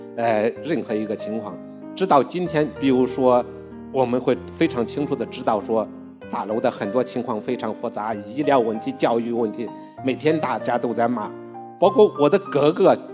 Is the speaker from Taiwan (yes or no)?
no; Henan, China; 这个村庄它是河南的一个村庄